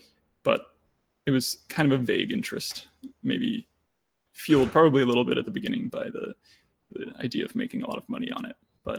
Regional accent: Germany; born there; I was born in Germany, but I unfortunately don't speak much German.

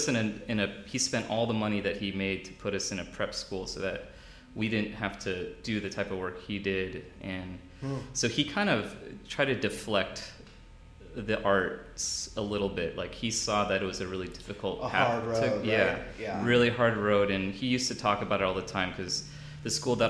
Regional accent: Long Beach, California, United States; I'm from the West Coast originally, from Long Beach in Los Angeles County.

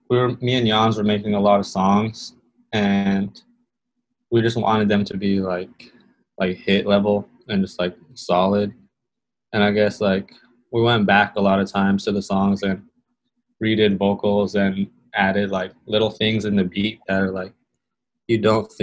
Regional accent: California, United States; he used to BMX in Arizona and I was from California and used to skate and like be a little punk.

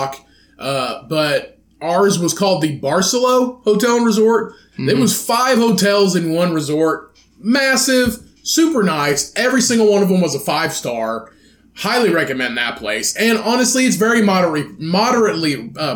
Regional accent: Midwest, United States; I'm from the Midwest

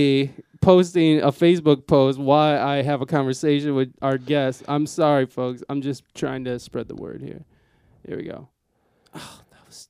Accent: Ohio, United States; now in San Diego, United States; I'm from Ohio

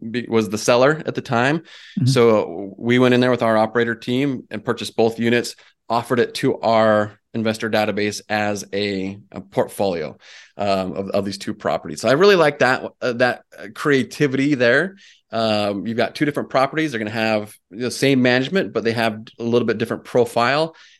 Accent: Utah, United States; moved away as an adult; My wife and I we're both originally from Utah. Uh-huh. And we left there in 2010

